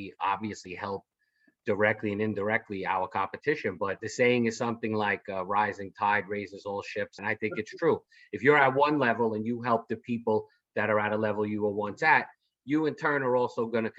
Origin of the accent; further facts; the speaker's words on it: New York, United States; So being from New York